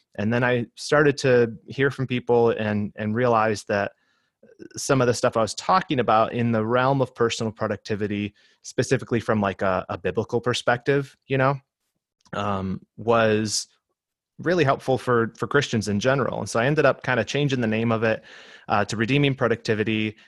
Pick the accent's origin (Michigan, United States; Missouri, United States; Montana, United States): Michigan, United States; moved away as an adult; now in Southern California, United States; I'm from Michigan originally, uh, but my wife and I moved out here to Southern California to attend seminary about six or seven years ago